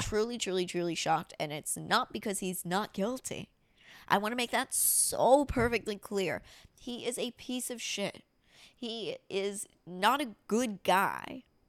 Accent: near Miami, Florida, United States; moved away; also born or lived in New York; My parents, if I was born ninety-six, my parents moved down to, and it's not Miami, it's like Juville about twenty minutes away

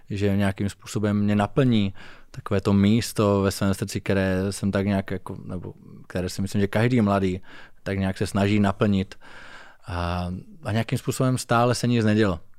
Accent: Zlín Region, Czechia; Hm, já pocházím z Valašska, což je taková velmi tradiční oblast.

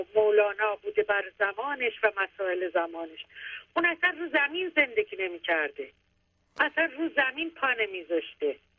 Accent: Shiraz, Fars, Iran; از بچگی شروع, شروع کردم با حافظ خانی و بچه شیرازم

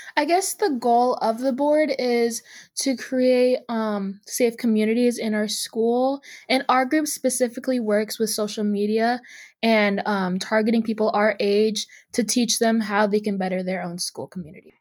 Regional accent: Seattle, Washington, United States; I'm from Seattle, Washington

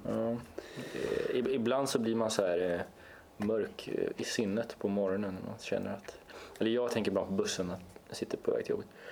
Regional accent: Östersund, Jämtland, Sweden; nu ska jag försvara min hemstad. Jag är född i Östersund

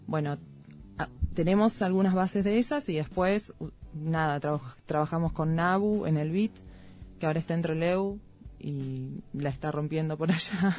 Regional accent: Chubut, Argentina; La zona donde yo nací es una zona a la que llegaron los inmigrantes galeses

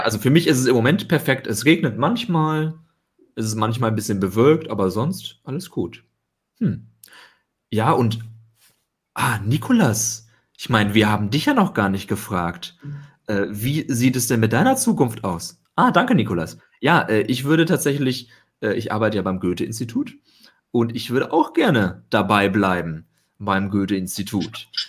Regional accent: Germany; now in Porto, Portugal; ganz gut Deutsch, bin Deutscher

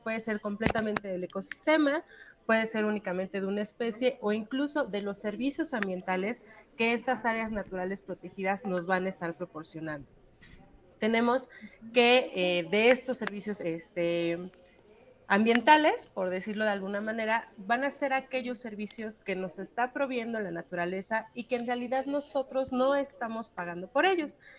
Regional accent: Mexico; aquí en México

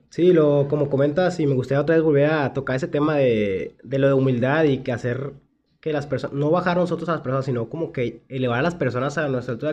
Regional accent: Monterrey, Nuevo León, Mexico; nuestra ciudad

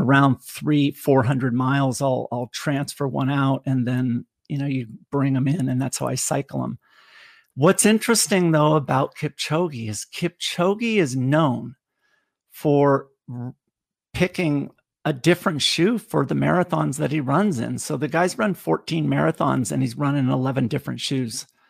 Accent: California, United States; now in Tennessee, United States; growing up in California

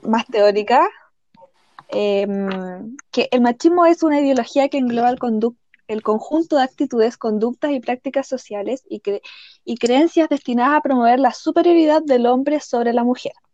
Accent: Chile; soy una chilena viviendo en Chile

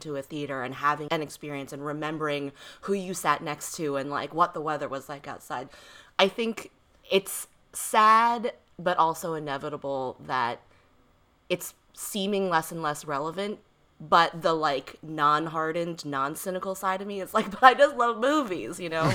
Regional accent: East Coast, United States; I grew up on the East Coast

